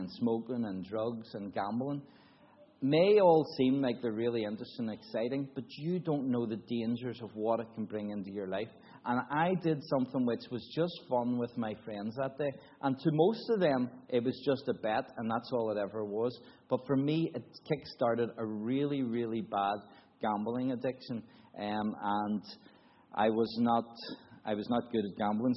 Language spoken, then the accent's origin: English; Newtownards, Northern Ireland, United Kingdom; also born or lived in Belfast; now in Cambodia; I was brought up in a Baptist church in Northern Ireland, in a little town called Newton Ards.